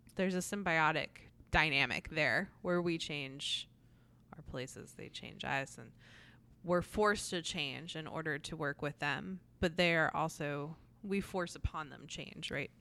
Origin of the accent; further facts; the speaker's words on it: New Jersey, United States; now in South Carolina, United States; I grew up in New Jersey and then have lived here roughly, roughly half my life in each place